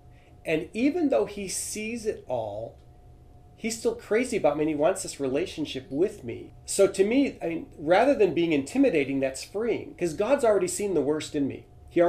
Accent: Venezuela; English is a second language; I'm fluent in Spanish. I grew up in Venezuela, South America.

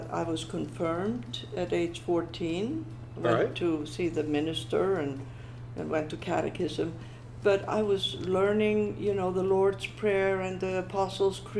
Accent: Reykjavik, Capital Region, Iceland; moved away; I was born and raised in Reykjavik, Iceland

